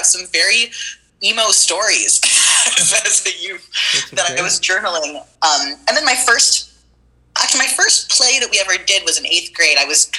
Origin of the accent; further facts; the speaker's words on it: Fort Worth, Texas, United States; moved away as an adult; now in Chicago, United States; I grew up in Fort Worth, Texas.